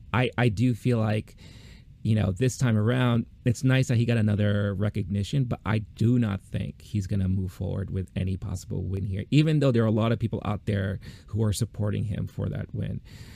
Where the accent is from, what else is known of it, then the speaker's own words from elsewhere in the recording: New York, United States; growing up in New York, you know about Broadway